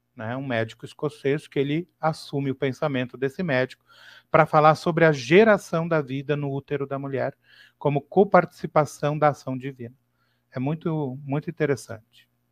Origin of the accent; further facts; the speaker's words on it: Torres, Rio Grande do Sul, Brazil; eu sou aqui do Rio Grande do Sul, né? Eu nasci na cidade de Torres